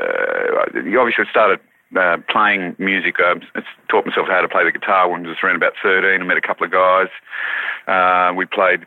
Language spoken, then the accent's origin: English; Wauchope, New South Wales, Australia; I was born in Wharhope, which is on the northern New South Wales coast, and my parents lived in a very isolated place in a forestry settlement, 4 houses that were there in Bulangri